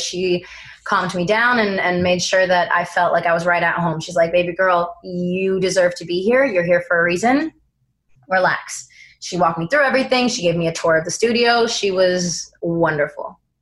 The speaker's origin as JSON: {"language": "English", "region": "East Coast", "country": "United States", "moved": "yes", "said": "we're both from the East Coast"}